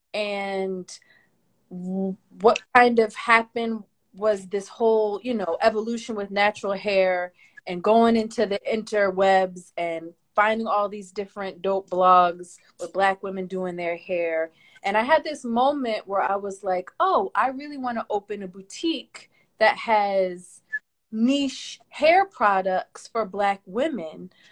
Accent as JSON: {"language": "English", "town": "Philadelphia", "region": "Pennsylvania", "country": "United States", "tie": "born or raised there", "said": "I wasn't born in Philly, but pretty much raised since, since like kindergarten. I've been in Philly"}